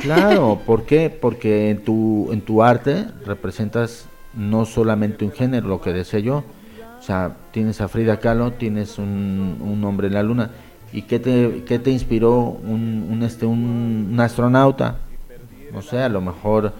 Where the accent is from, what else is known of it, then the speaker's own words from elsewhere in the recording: Mexico; moved away as an adult; now in Spain; somos mexicanos